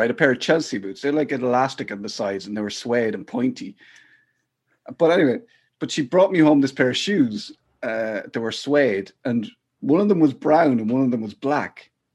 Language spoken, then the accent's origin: English; Athlone, Leinster, Ireland; I grew up in Athlone mostly.